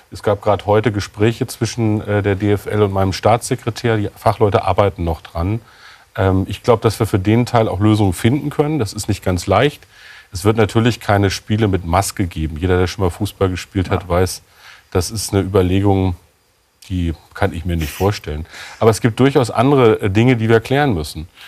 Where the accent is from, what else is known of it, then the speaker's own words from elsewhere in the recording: Lower Saxony, Germany; aus meinem Heimatland